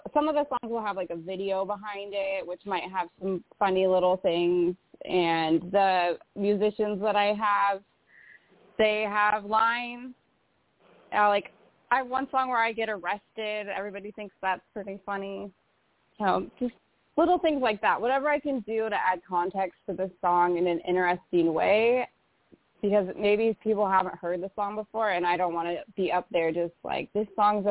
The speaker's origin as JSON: {"language": "English", "town": "Coeur d'Alene", "region": "Idaho", "country": "United States", "tie": "born or raised there", "moved": "yes", "said": "my hometown of Coeur d'Alene, Idaho"}